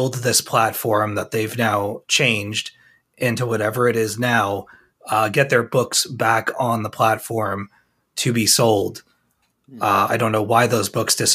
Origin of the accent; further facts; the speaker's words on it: Long Island, New York, United States; We're both from Long Island